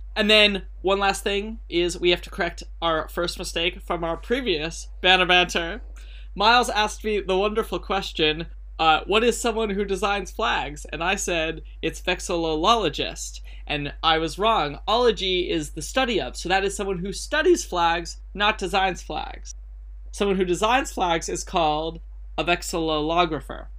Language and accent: English; United States; I'm the idiot from America